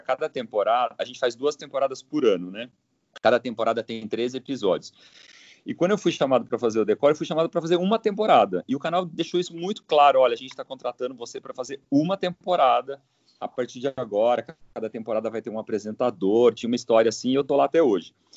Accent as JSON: {"language": "Portuguese", "town": "Londrina", "region": "Paraná", "country": "Brazil", "moved": "as an adult", "lives_now": "São Paulo, Brazil", "said": "sou de Londrina, né? Eu sou do, do Paraná."}